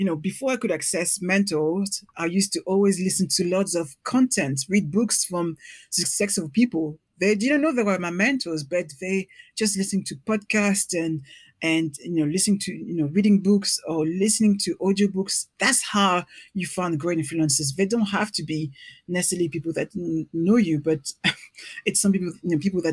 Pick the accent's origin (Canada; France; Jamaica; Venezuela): France; Paris, Île-de-France; English is a second language; moved away as an adult; now in London, United Kingdom; I'm from Paris